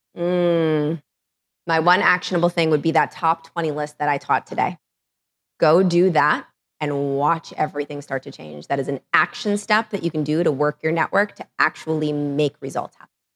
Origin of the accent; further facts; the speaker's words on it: New York City, New York, United States; I'm from New York City